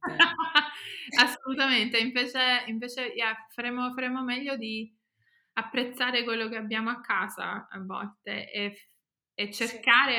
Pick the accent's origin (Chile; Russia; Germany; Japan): Germany; also born or lived in England; now in United Kingdom; io non sono cresciuta in Italia, io sono cresciuta in Germania